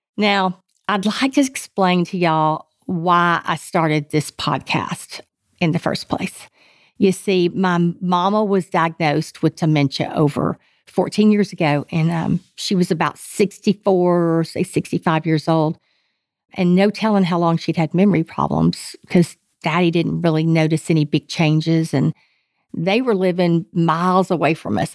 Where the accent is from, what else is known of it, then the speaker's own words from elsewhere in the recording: Texas, United States; I am pure Texan